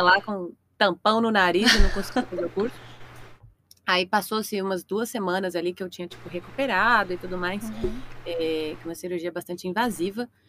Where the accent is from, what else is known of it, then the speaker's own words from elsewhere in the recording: Nova Juventina, Mato Grosso, Brazil; moved away as an adult; also born or lived in Belo Horizonte; now in São Paulo, Brazil; sou de Nova Juventina, no Mato Grosso, mas fui pra Belo Horizonte fazer a faculdade na U F M G